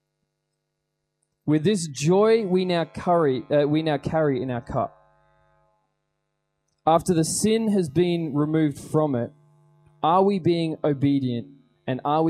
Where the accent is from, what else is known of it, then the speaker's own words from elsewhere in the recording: Australia; we are not Australian Christians, we're Christian Australians